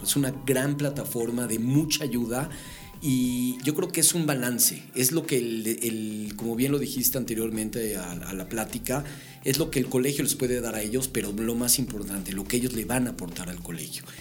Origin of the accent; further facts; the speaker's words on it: Mexico; Somos mexicanos